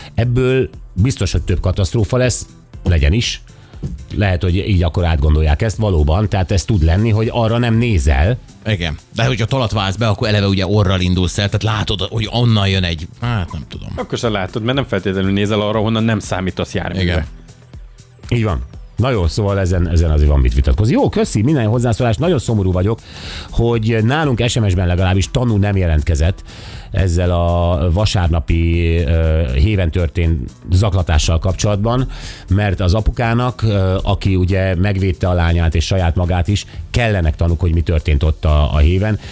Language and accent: Hungarian; Szeged, Csongrád-Csanád, Hungary